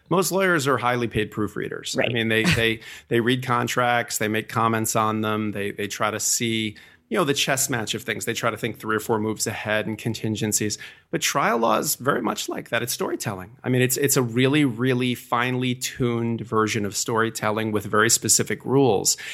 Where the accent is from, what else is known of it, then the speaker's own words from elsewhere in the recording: suburb just outside of New York City, United States; also born or lived in New Bedford, Massachusetts / New Jersey; I was born in New Bedford, Massachusetts, and I moved to a suburb uh, just outside of New York City when uh, I was fairly young